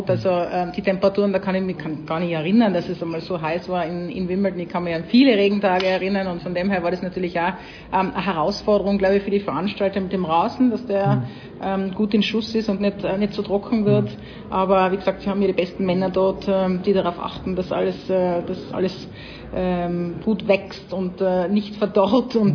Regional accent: Tyrol, Austria; Wie man, wie man bei uns in Tirol sagt.

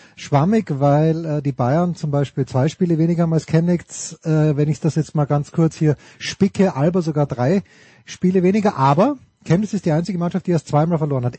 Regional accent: Austria; ich komme ja nicht aus Graz. Also ich komme ja, ähm, ich, ich komme ja aus, aus Volzberg

